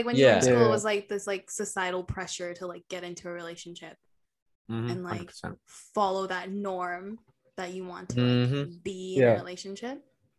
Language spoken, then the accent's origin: English; India; Because I'm Indian, and Indians have this mentality.